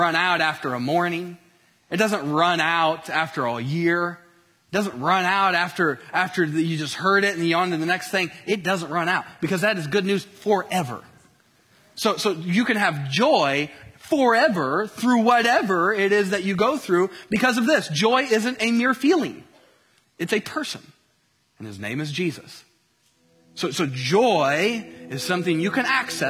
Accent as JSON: {"language": "English", "area": "Colts country", "region": "Indiana", "country": "United States", "tie": "born or raised there", "moved": "yes", "said": "I grew up in the Peyton Manning era in Colts country."}